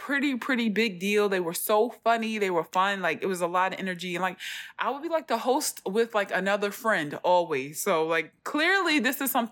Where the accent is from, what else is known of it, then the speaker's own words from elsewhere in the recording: Philadelphia, Pennsylvania, United States; I came from North Philly, so nobody knew me. I didn't go to middle school with anybody.